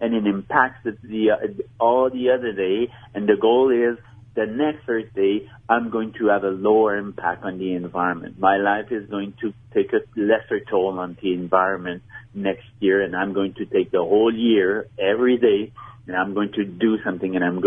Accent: Montreal, Quebec, Canada; Maybe you've heard my accent. I'm from Montreal

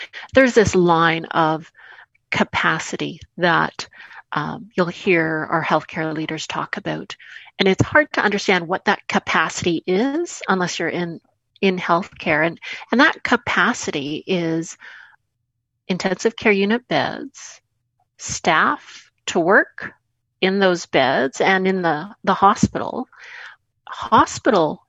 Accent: Winnipeg, Manitoba, Canada; my hometown, Winnipeg, and my home province of Manitoba

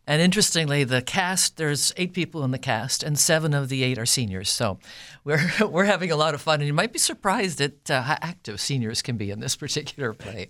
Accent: Winkler, Manitoba, Canada; also born or lived in Altona, Manitoba; I was born in Altona, grew up in the Winkler area, went to high school here.

